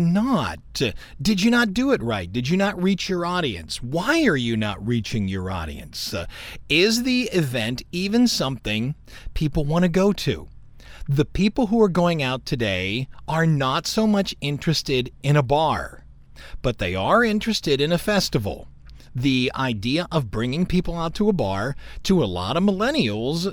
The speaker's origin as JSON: {"language": "English", "town": "Cleveland", "region": "Ohio", "country": "United States", "tie": "born or raised there", "moved": "yes", "lives_now": "Louisiana, United States", "said": "when I was growing up in Cleveland"}